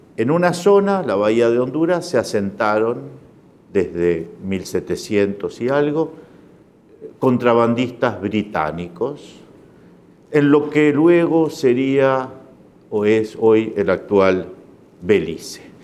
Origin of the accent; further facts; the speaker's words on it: Uruguay; soy uruguayo